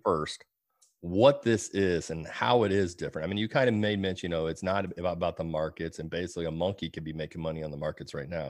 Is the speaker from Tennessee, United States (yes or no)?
no; Illinois, United States; moved away as an adult; now in Georgia, United States; my home state of Illinois